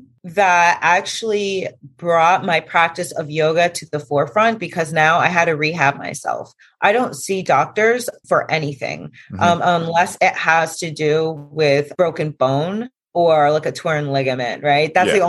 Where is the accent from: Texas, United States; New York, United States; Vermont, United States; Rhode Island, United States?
Vermont, United States; I'm from Vermont